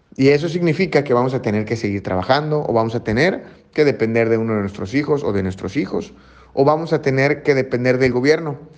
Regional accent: Mexico; como mexicanos

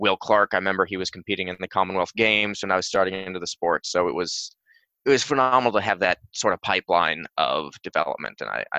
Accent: England, United Kingdom; What was great about growing up in England was the club sporting system, because it gave you an opportunity to really easily jump into clubs that would have people from young ages to old.

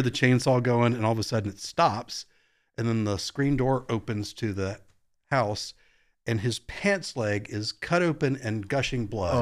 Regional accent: Virginia Beach, Virginia, United States; moved away; I grew up in Virginia Beach, so not a lot of snow growing up.

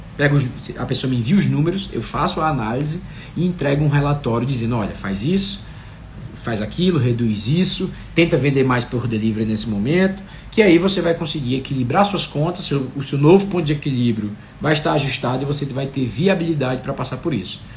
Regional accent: Fortaleza, Ceará, Brazil; Fortaleza, que é da minha terra

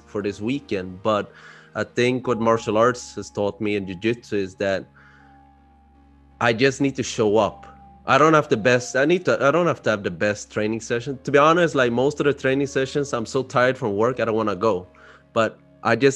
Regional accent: Sweden; moved away as an adult; also born or lived in Barcelona; I'm born and raised in Sweden. My parents are from Cambodia.

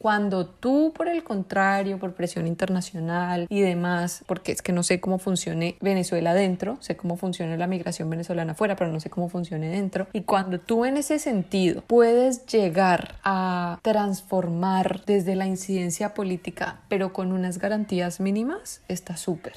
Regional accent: Colombia; moved away as an adult

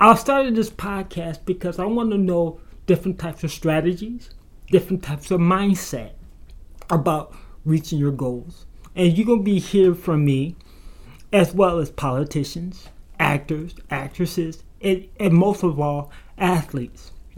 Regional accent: Grand Rapids, Michigan, United States; from Grand Rapids, Michigan.

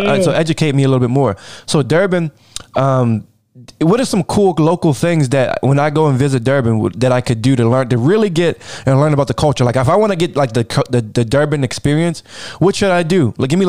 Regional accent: United States; I'm an American, right? So I grew up here and I'm a very proud USA guy

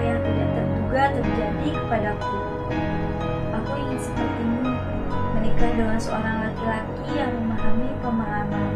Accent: Bogor, West Java, Indonesia; Aku gadis Sunda. Orang-orang bilang seperti itu, karena aku lahir dan bisa di Bogor, Jawa Barat.

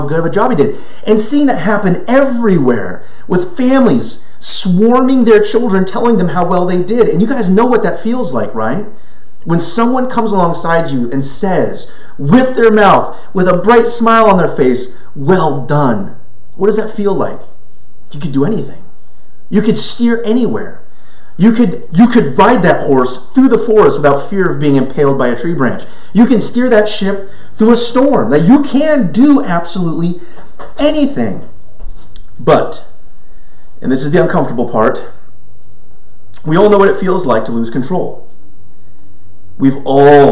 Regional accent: Grass Valley, California, United States; I grew up in Nevada County, California, in Grass Valley

